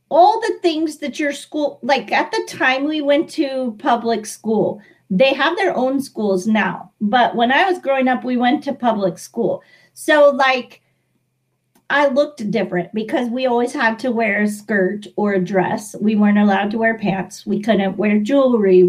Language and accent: English; San Antonio, Texas, United States; I'm from San Antonio, Texas, and I live in a little suburb outside of San Antonio now